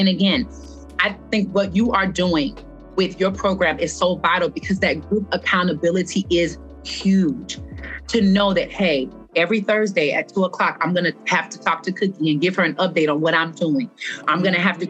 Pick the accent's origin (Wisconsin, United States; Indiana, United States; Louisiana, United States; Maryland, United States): Louisiana, United States; moved away; I came from a small town in Louisiana